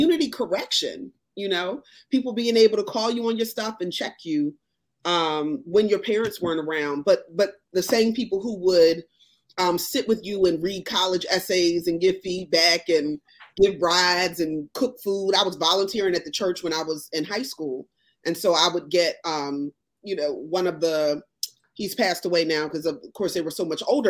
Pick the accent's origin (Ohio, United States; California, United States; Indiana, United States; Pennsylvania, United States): Pennsylvania, United States; Philadelphia; I grew up in Southwest Philly in Penrose